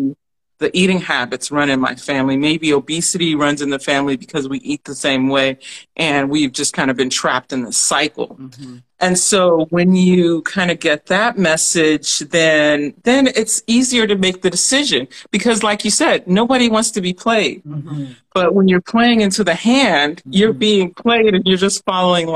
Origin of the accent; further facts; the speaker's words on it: Alabama, United States; We grew up in Alabama